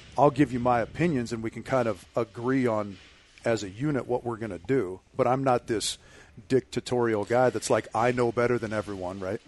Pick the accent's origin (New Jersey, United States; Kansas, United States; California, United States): California, United States; Southern; growing up in Southern California